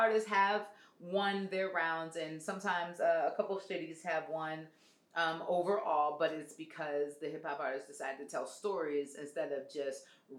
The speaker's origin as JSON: {"language": "English", "town": "Detroit", "region": "Michigan", "country": "United States", "also_born_or_lived": "Norfolk, Virginia", "moved": "yes", "lives_now": "Atlanta, United States", "said": "I'm originally from Detroit, but then I moved here from Norfolk, Virginia. So I lived in Norfolk for 12 years where I went to undergrad. And then I moved here in August of 2005."}